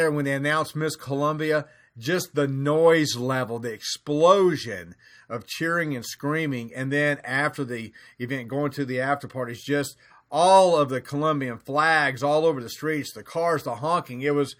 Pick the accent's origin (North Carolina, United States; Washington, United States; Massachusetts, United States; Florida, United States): Florida, United States; my home state of Florida